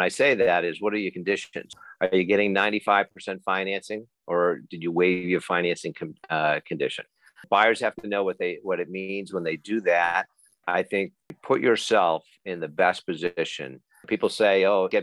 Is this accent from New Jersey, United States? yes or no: no; Belmont, Massachusetts, United States; also born or lived in Vermont; I'm a Belmont guy. I grew up in Belmont, went off to college up in Vermont, and then kind of returned to this area.